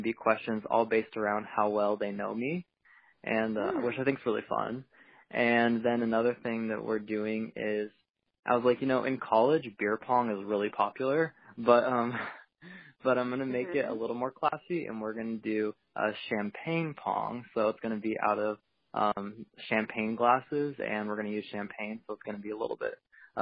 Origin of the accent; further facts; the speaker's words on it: Portland, Oregon, United States; I'm from Portland, Oregon